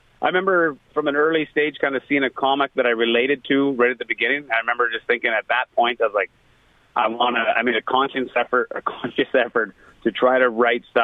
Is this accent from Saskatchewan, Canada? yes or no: yes; Saskatchewan, Canada; coming from Saskatchewan